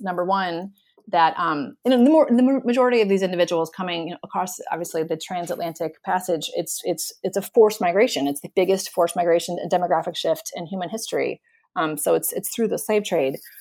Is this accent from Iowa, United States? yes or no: no; South Florida, United States; I'm from South Florida